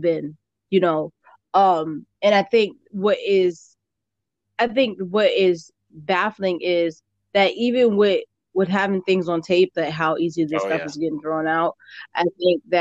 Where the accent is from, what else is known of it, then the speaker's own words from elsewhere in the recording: Hartford, Connecticut, United States; I grew up in Hartford